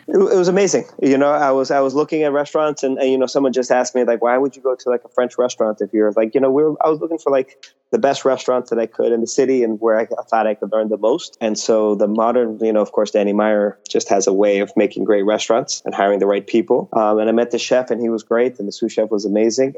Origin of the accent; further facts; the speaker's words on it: Mexico; now in New York, United States; born and raised in Mexico